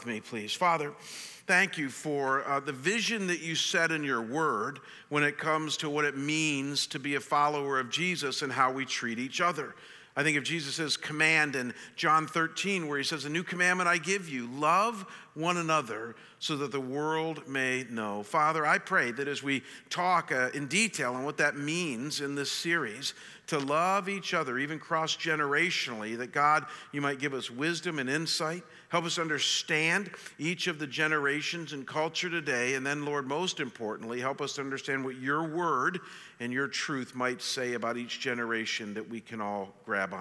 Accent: Cleveland, Ohio, United States; moved away; I'm from Cleveland

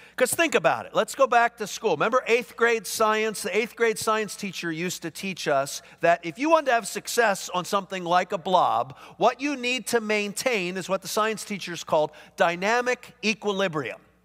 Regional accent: Philadelphia, Pennsylvania, United States; moved away; I grew up back east. I grew up in Philadelphia

